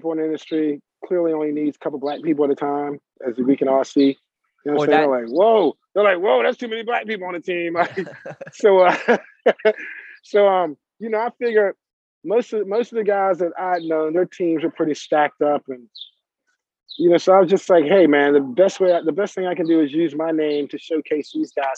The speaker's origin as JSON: {"language": "English", "region": "the South", "country": "United States", "said": "we're from the South."}